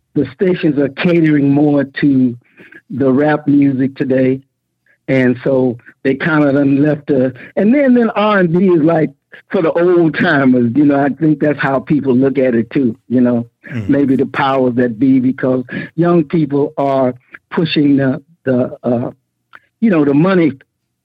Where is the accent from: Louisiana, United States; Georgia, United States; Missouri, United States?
Louisiana, United States; Junction City; also born or lived in Vallejo, California / Richmond, California; now in Atlanta, United States; I was born in Louisiana. For a long time, I thought it was Arkansas, but it was on the line of Louisiana and Arkansas, in a little town called Junction City